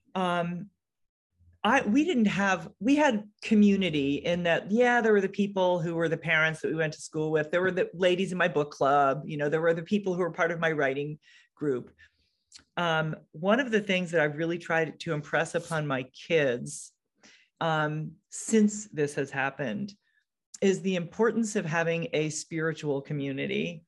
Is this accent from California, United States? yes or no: no; Connecticut, United States; also born or lived in Seattle area; now in Seattle, United States; I'm from, I live in the Seattle area, but I'm from Connecticut.